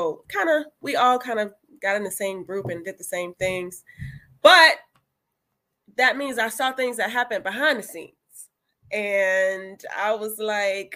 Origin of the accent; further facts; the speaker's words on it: Florida, United States; moved away; I'm from Florida originally.